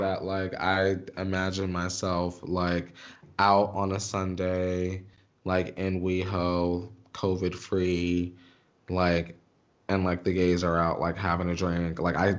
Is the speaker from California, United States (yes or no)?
no; Stroudsburg, Pennsylvania, United States; my mall in my hometown was dirty as hell. That's why I keep saying dirty ass mall. Stroud Mall